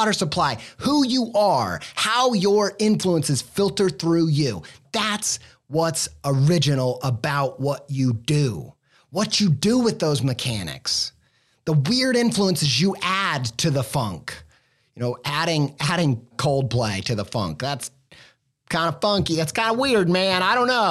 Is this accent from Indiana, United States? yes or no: yes; Indiana, United States; moved away; a Midwestern Indiana boy raised